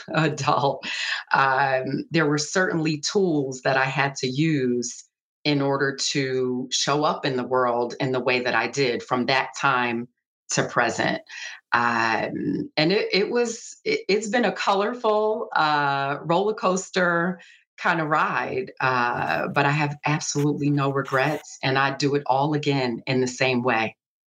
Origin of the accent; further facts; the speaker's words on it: Philadelphia, Pennsylvania, United States; And that part of growing up in Philly definitely shaped me and probably the level of curiosity I have about people, places, and things.